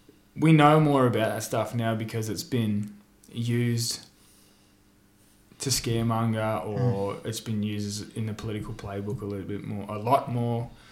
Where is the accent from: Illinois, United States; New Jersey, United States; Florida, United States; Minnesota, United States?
Florida, United States; Miami; Like, I remember when I grew up in Miami, a couple of blocks from here, eating dinner and seeing the Gulf War on the news.